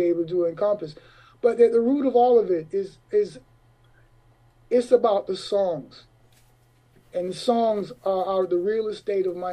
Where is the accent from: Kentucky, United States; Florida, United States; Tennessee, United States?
Florida, United States; moved away; also born or lived in Harlem, New York / East Orange, New Jersey / England / Europe; growing up in Florida